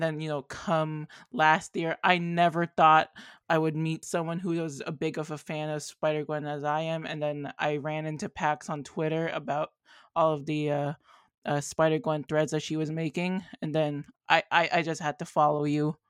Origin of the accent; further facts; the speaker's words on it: Canada; I'm from Canada